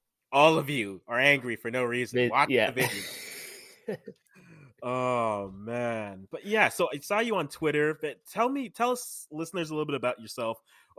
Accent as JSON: {"language": "English", "country": "Canada", "tie": "born there", "said": "I'm Ghanaian. Parents are Ghanaian. I was born here in Canada."}